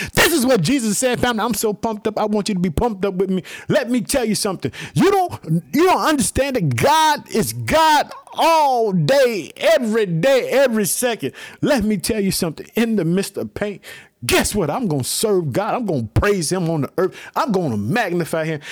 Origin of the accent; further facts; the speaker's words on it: Chicago, Illinois, United States; the state of Illinois, my home state, I live in the city of Chicago.